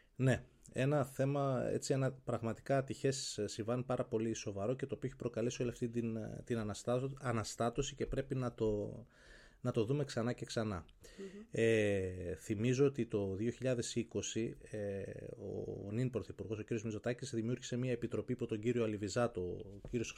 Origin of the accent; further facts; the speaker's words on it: Kilkis, Central Macedonia, Greece; moved away as an adult; now in Athens, Greece; στον τόπο μου στο Κιλκής